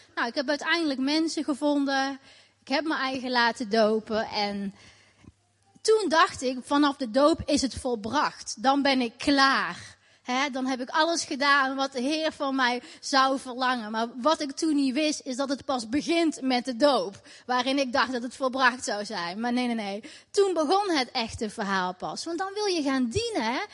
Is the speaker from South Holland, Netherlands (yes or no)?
no; Tilburg, North Brabant, Netherlands; Ik ben eh, opgegroeid in Tilburg, in Nederland, in een islamitisch gezin.